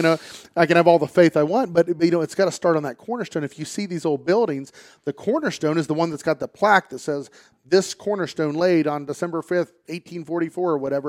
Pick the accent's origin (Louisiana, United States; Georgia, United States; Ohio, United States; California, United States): Ohio, United States; Pataskala; I'm from, uh, the Pataskla-Etna area. Went to Watkins, played football here, grew up here